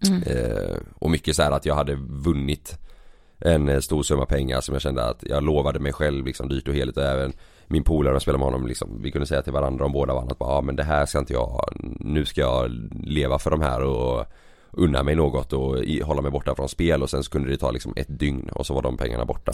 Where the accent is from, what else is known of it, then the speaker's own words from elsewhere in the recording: Partille, Västra Götaland, Sweden; also born or lived in Gothenburg; jag växte upp i, i Partille